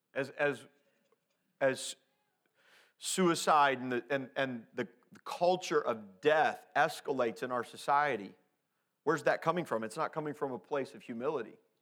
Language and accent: English; Indianapolis, Indiana, United States; growing up in Indianapolis